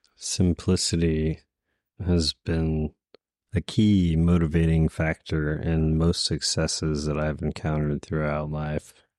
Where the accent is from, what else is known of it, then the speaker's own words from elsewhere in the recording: Houston, Texas, United States; moved away; I'm originally from Houston